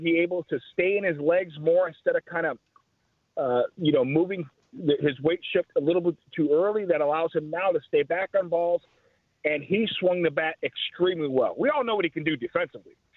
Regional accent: Chicago, Illinois, United States; I grew up in Chicago

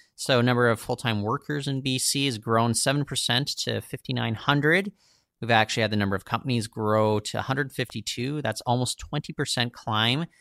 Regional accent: Surrey, British Columbia, Canada; when I was growing up in Surrey

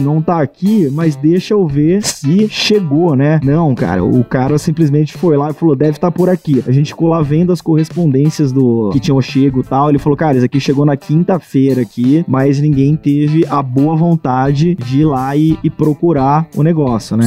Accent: Bauru, São Paulo, Brazil; sou de São Paulo, interior de São Paulo, Bauru.

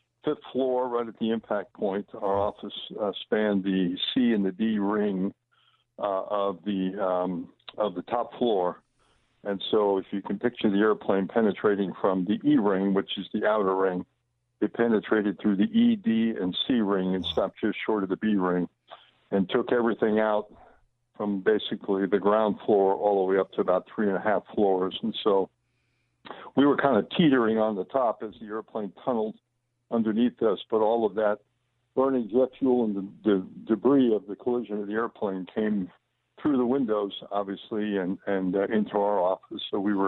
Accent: Long Island, New York, United States; I grew up on Long Island

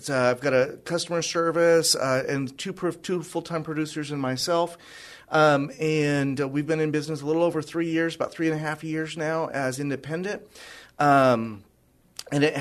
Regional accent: northern Idaho and Washington, Pacific Northwest, United States; moved away as an adult; also born or lived in Tacoma, Washington; now in San Antonio, United States; I am originally from the Pacific Northwest. I grew up in northern Idaho and Washington

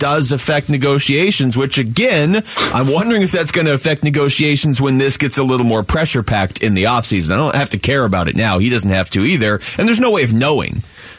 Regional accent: Pittsburgh, Pennsylvania, United States; Like, I was born somewhere else. I grew up there. I liked where I grew up in Pittsburgh. I liked it.

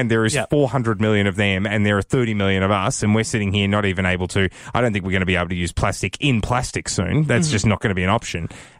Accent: Victoria, Australia; now in Canberra, Australia; I'm from Victoria.

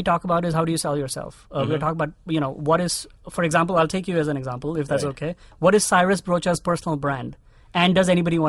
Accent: India; I think one of the privileges that I had growing up as an army brat was having access to all of these clubs and, like you said, the gymkhanas.

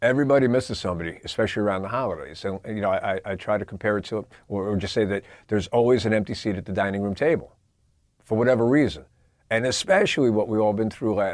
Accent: Long Island, New York, United States; I grew up on Long Island

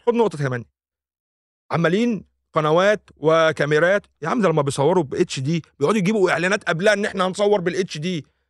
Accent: Egypt; انا كمواطن او كانسان مصري

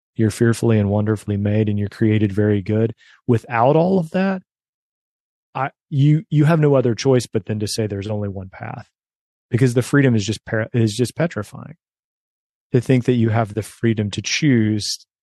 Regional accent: West Virginia, United States; also born or lived in suburbs of Chicago; now in Chicago, United States; I grew up in West Virginia

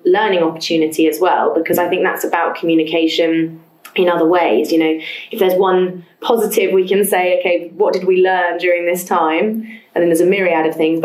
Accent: London, United Kingdom; born or raised there

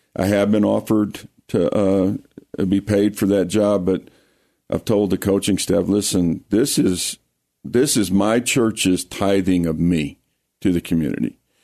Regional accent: Lake Charles, Louisiana, United States; also born or lived in Colorado; now in Colorado Springs, United States; I grew up in Lake Charles, Louisiana.

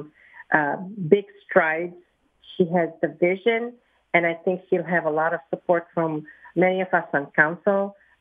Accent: Philadelphia, Pennsylvania, United States; I'm from the Northwest

